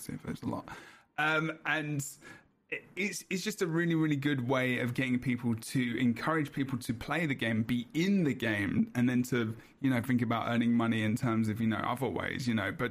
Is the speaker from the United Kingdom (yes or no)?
yes; England, United Kingdom